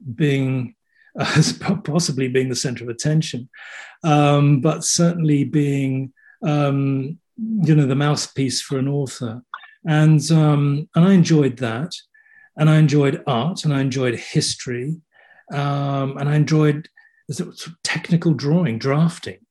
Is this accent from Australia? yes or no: no; Kent, South East England, United Kingdom; I was born in England, and um, brought up in Kent, which is about thirty miles out of London. So I'm a southerner